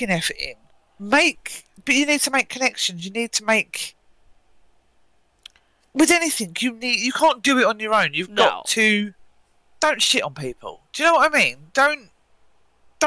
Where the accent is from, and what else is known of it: United Kingdom